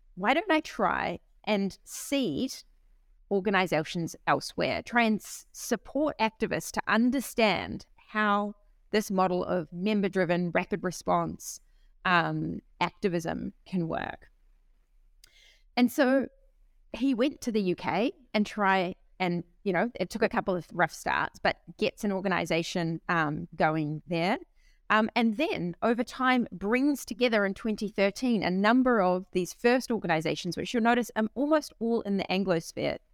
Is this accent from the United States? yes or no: no; New Zealand; also born or lived in Berlin, Germany; now in Bologna, Italy; I'm a New Zealander.